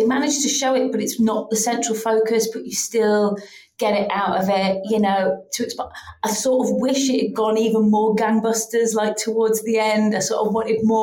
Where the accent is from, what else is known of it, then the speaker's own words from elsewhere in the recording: Yorkshire and the Humber, United Kingdom; I am from Yorkshire